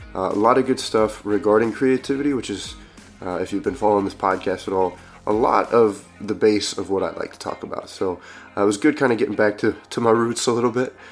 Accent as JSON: {"language": "English", "region": "Midwest", "country": "United States", "said": "I'm from the Midwest, and we still use howdy out there"}